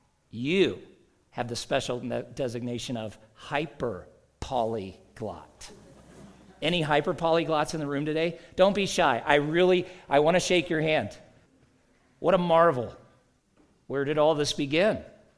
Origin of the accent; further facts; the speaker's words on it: the South, United States; I grew up in the South, and one of the first things people say is, you don't have a Southern accent.